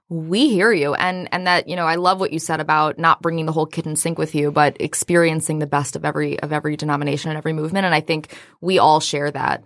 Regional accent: Austin, Texas, United States; now in Metro Detroit, United States; I hail from Austin, Texas

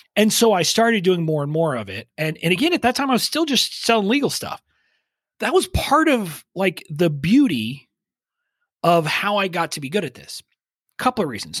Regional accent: five miles from the Mexican border, Texas, United States; I grew up five miles from the Mexican border, so I didn't really have a Texas accent

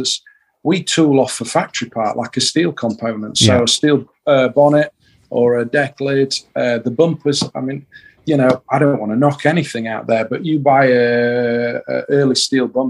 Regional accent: Yorkshire and the Humber, United Kingdom; we're from Yorkshire

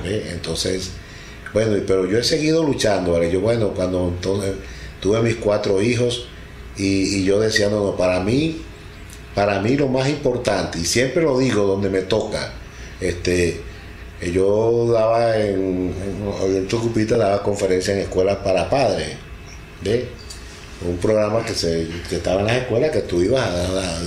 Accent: Delta Amacuro, Venezuela; also born or lived in Tucupita; Soy de Venezuela, estado del Tamacuro, al sur de Venezuela

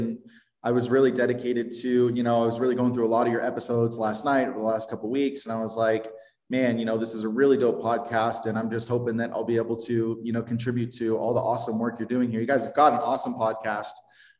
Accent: Palm Springs, California, United States; also born or lived in Portland, Oregon; So I was born in Portland, Oregon, and I was adopted when I was 7, and I moved down to Palm Springs, California, and grew up in Palm Springs, lived there until I was about 18.

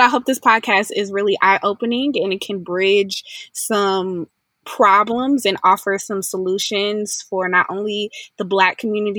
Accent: Atlanta, Georgia, United States; moved away as an adult; also born or lived in Pine Bluff, Arkansas; now in Fayetteville, United States; I'm from Atlanta, Georgia. However, now I reside in Fayetteville, Arkansas. I go to the University of Arkansas and the School of Journalism Department

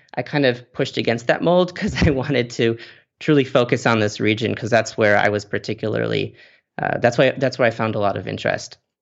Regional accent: Chicago, Illinois, United States; moved away; I'm originally from Chicago

